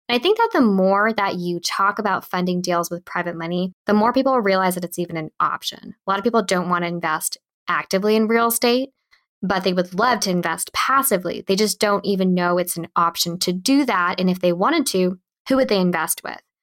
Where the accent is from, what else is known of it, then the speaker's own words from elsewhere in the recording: Bay Area, California, United States; Born and raised in the Bay Area. So I lived in a small town south of San Francisco